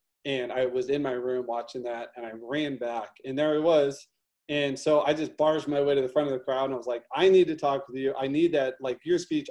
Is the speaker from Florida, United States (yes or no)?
no; St. Louis, Missouri, United States; I'm from St. Louis, huge racial divide in St. Louis. I grew up